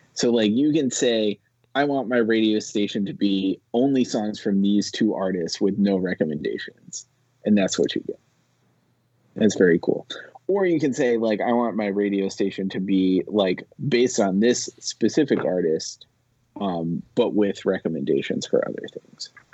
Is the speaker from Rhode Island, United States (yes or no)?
yes; Rhode Island, United States; moved away; I grew up in Rhode Island